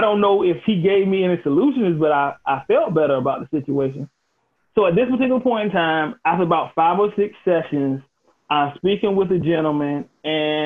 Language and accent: English; Elizabeth City, North Carolina, United States; started my own firm in my hometown of Elizabeth City, North Carolina